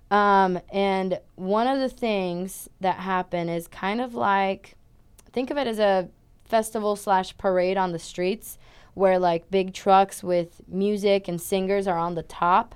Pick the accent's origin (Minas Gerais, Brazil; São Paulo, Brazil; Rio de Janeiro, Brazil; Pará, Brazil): São Paulo, Brazil; moved away as an adult; also born or lived in Switzerland; now in United States; I'm originally from Brazil in a city and state called Sao Paulo